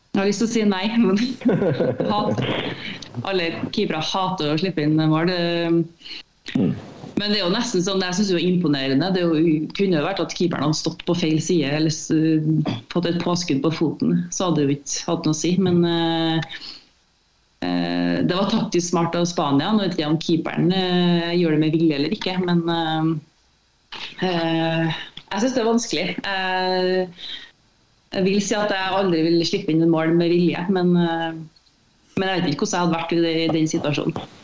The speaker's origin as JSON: {"language": "Norwegian", "town": "Malvik", "region": "Trøndelag", "country": "Norway", "tie": "born or raised there", "said": "jeg kommer fra Malvik"}